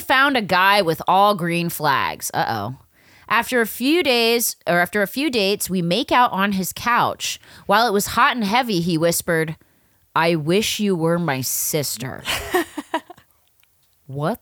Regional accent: Pennsylvania, United States; I'm from Pennsylvania

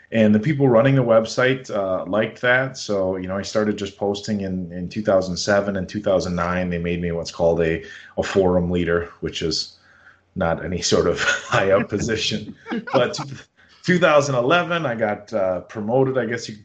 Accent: the Valley, Wisconsin, United States; I grew up here in the Valley, went to college in Oshkosh

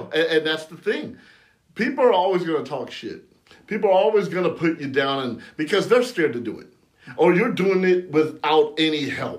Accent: San Bernardino, California, United States; growing up in San Bernardino, California

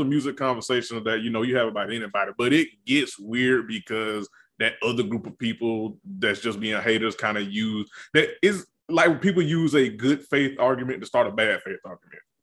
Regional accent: the rural South, United States; I'm a nigga from the country South

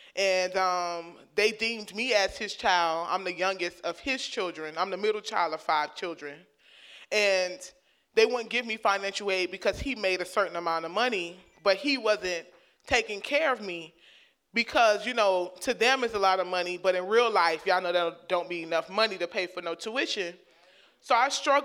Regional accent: Miami, Florida, United States; where I grew up in Liberty City, my elementary school sat right there on the in the red light district

